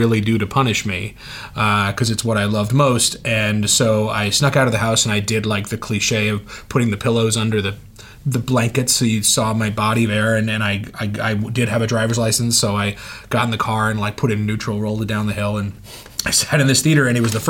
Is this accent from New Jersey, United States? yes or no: no; Oakland, California, United States; I grew up in Oakland, California